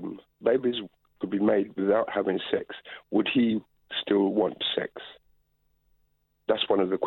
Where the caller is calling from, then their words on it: London, United Kingdom; I'm calling from London.